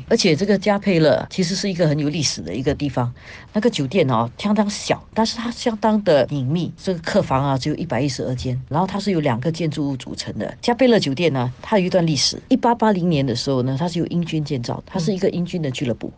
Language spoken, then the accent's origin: Chinese; Singapore; 作为新加坡人